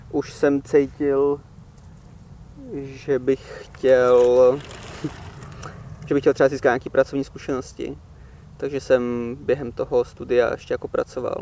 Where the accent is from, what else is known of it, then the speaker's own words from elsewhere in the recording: Czechia; moved away as an adult; also born or lived in England; Já než jsem odjel do Anglie, já bych se popsal jako takový ten typický jako ten Čech